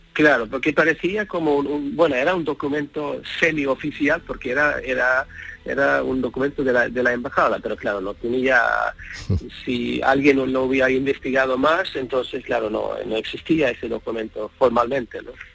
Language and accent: Spanish; Sweden; moved away as an adult; now in Madrid, Spain